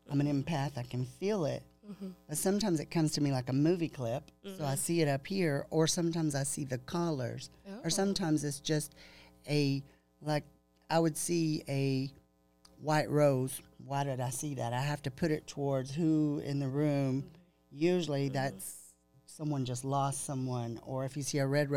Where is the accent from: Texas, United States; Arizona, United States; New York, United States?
Texas, United States; the Bible Belt; growing up in the Bible Belt here